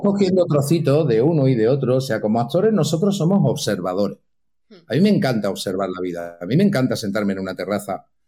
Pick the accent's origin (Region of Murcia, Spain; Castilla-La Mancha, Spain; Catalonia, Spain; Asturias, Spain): Catalonia, Spain; Santa Coloma de Gramenet; now in Madrid, Spain; nací, para los que estáis en Cataluña, en Barcelona, nací en Santaco, en Santa mm. Coloma de Gramané